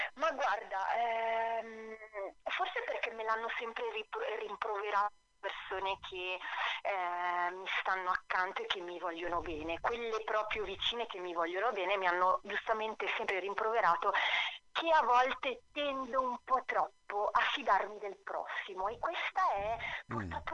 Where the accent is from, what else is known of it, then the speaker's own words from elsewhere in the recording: Arona, Piedmont, Italy; ci sono nata, sono proprio nata ad Arona, questa cittadina che è proprio sul lago Maggiore